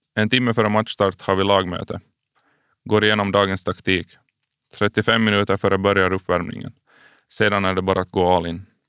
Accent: Karis, Uusimaa, Finland; jag är uppvuxen i Karislaget BK46

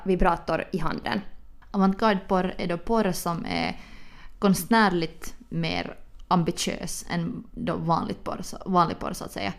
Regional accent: Helsinki, Uusimaa, Finland; vi är två tjejer från Helsingfors

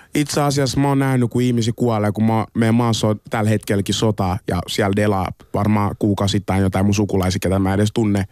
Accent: Finland; also born or lived in Congo; mä oon syntynyt Kongossa, muutin Suomeen joskus kahdeksanvuotiaan

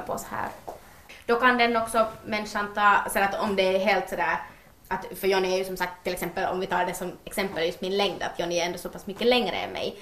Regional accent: Ekenäs, Uusimaa, Finland; jag är ju hemma från Ekenäs

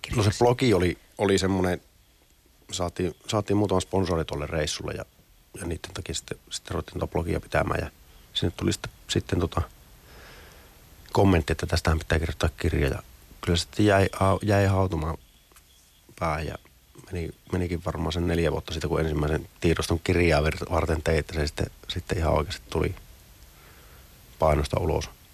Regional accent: Finland; ollaan Suomesta

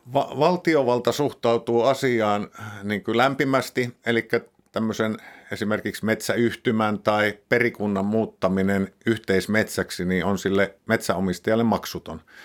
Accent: Pudasjärvi, North Ostrobothnia, Finland; moved away; Mä, mä siellä Pudasjärvellä, missä, mistä mä oon lähtöisin

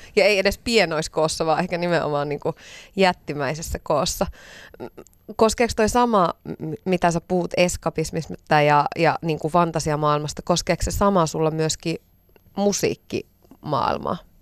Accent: Iisalmi, North Savo, Finland; Mä oon itse Iisalmesta kotosi

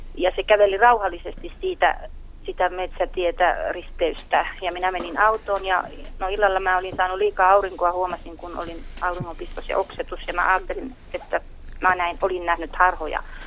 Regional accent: Sodankylä, Lapland, Finland; olen syntyisin Sodankylästä

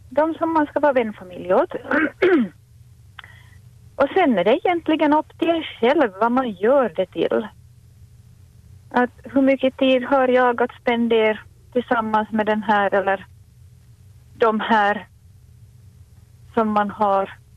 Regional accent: Ostrobothnia, Finland; det var nog när den här stora flyktingvågen kom till Finland, Österbotten, hemknutarna, så berördes jag nog på något vis i djupet av mitt hjärta.

